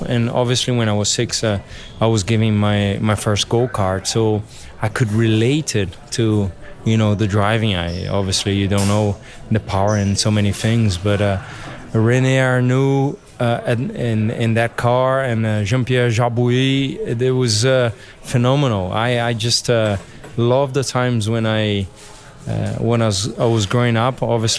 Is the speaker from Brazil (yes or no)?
yes; São Paulo, Brazil; English is a second language; It was a big family … when we grew up was in Interlagos, right by the track.